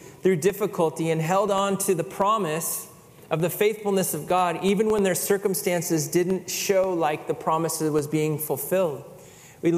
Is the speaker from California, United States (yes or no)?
yes; California, United States; I'm native Californian